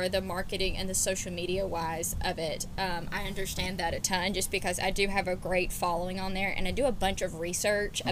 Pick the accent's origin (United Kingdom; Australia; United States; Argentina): United States; Auburn, Alabama; I grew up in Auburn, Alabama. I've been here since I was 5 years old